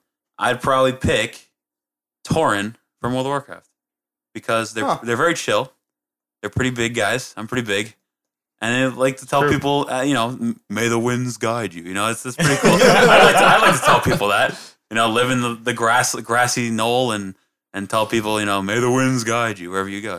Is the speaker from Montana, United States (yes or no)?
no; Brooklyn, New York, United States; I'm from Brooklyn.